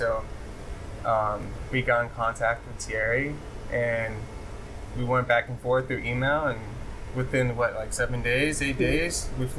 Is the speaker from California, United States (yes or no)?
yes; Los Angeles, California, United States; I'm from Los Angeles, California.